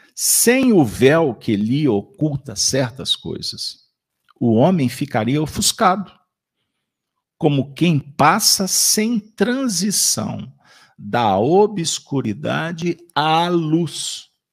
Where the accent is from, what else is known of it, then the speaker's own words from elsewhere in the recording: Minas Gerais, Brazil; Nós que somos mineiros